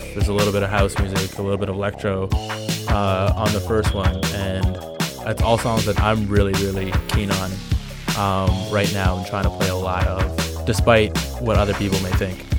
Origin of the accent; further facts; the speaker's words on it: Montreal, Quebec, Canada; also born or lived in Vancouver, BC; I am from Montreal, Quebec, and currently in Vancouver, BC.